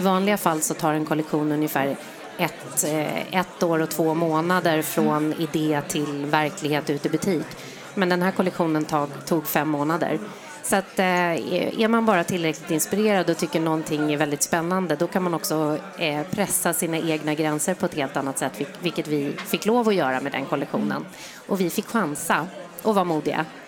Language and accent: Swedish; Sweden; jag är stolt över att jag är svensk